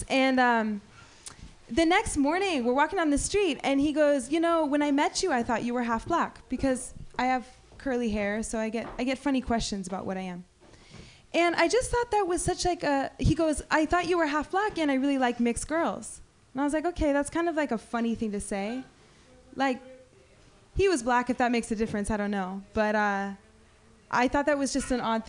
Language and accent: English; the Bay Area, California, United States; I grew up in the Bay